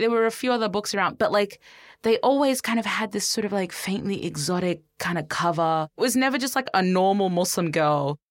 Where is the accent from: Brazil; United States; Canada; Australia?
Australia; Brisbane, Queensland; I was growing up in Brisbane in the 90s and 2000s.